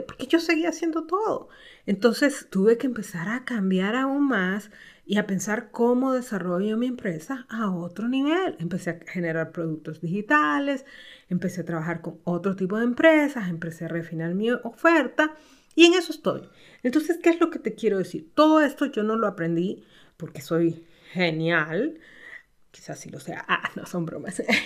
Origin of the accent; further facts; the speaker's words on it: Honduras; en mi país, en Honduras, donde vivo